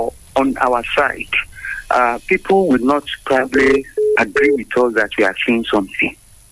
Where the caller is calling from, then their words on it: Abeokuta, Ogun State, Nigeria; from Abeokuta. Good morning, Nigerians.